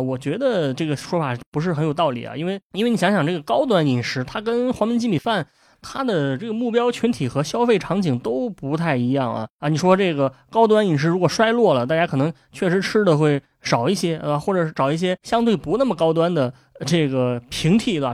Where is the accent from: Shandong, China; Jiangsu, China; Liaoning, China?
Shandong, China; 我是一个山东人